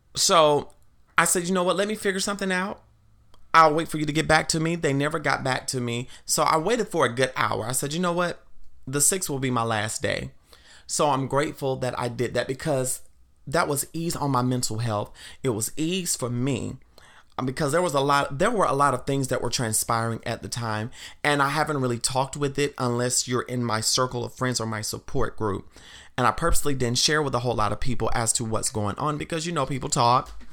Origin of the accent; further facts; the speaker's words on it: the South, United States; I grew up in the South, and the town that I grew up in, at one point, it was a sundown town.